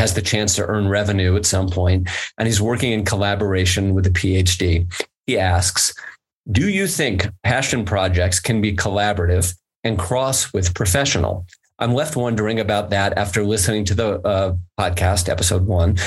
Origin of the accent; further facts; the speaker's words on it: United States; as an American capitalist